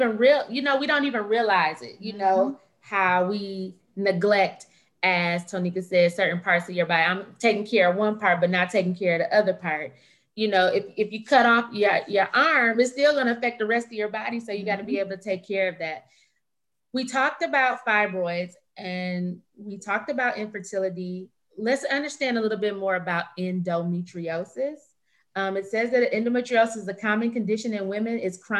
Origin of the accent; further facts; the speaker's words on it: Flint, Michigan, United States; We grew up in Flint, Michigan, which is a General Motors town, which is essentially a General Motors town.